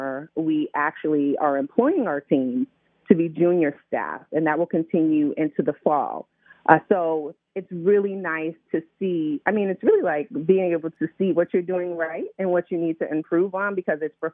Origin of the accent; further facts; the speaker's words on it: Middletown, Connecticut, United States; now in Baltimore, United States; I'm from Middletown, Connecticut